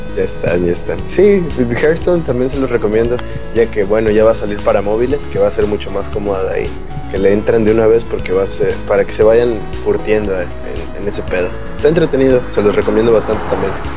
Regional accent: Acapulco, Guerrero, Mexico; moved away; en mi pueblo porque, bueno, es, es, Acapulco

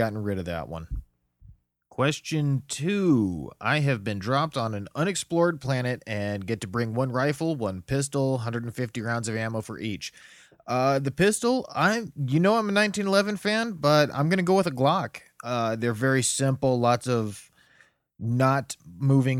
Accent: United States; growing up in America

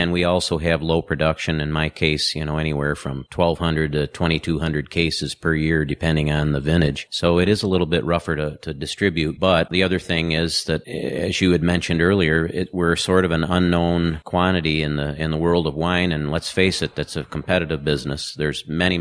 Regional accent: Hammondsport, New York, United States; I grew up in Hammondsport, which was sort of the beginnings of the wine industry in the East Coast

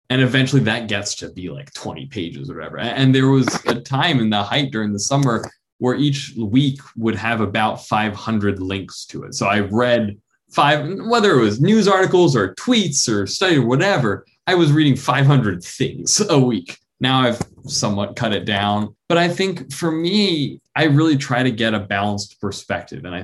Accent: New York, United States; and I'm from New York, and so I was right outside the city in in March and April, and really all the way through that.

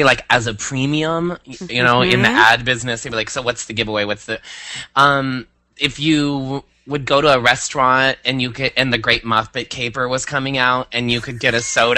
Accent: Iowa, United States; I'm from Iowa.

